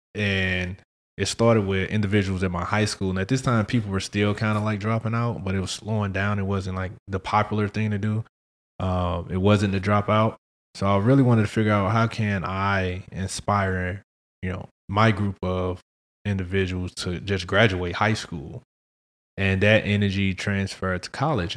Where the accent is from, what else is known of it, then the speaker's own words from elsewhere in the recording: St. Louis, Missouri, United States; I'm from Saint Louis